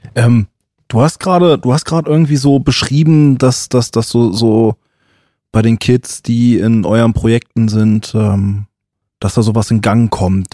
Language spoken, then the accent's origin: German; Germany; als Weißer als Deutscher